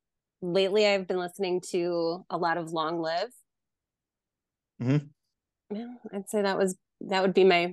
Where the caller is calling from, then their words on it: Wisconsin, United States; I am from Wisconsin.